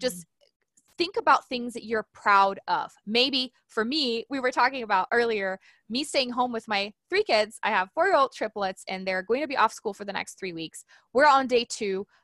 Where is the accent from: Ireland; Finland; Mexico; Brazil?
Brazil; now in United States; I was in Brazil, I'm from Brazil, and I was actually in school